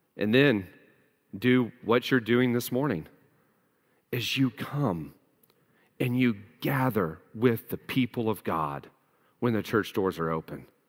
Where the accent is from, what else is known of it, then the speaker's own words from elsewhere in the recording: United States; we as the American people in the American church